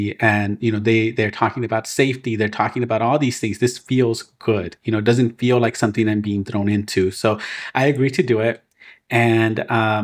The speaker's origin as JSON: {"language": "English", "town": "Inglewood", "region": "California", "country": "United States", "tie": "born or raised there", "said": "I'm from Inglewood"}